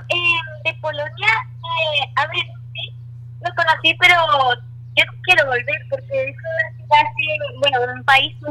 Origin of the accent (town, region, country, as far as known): La Eliana, Valencian Community, Spain